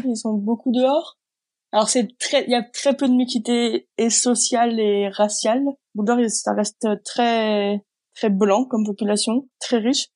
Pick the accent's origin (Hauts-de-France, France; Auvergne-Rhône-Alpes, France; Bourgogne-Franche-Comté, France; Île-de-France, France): Auvergne-Rhône-Alpes, France; Grenoble; moved away as an adult; now in Reykjavik, Iceland; Je suis originaire de Grenoble à la base.